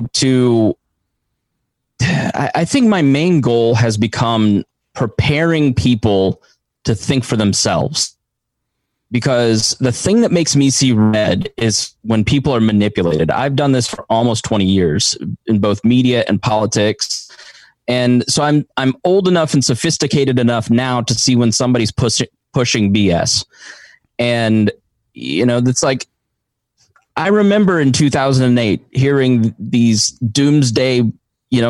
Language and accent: English; Avon, Indiana, United States; where I grew up in Avon, Indiana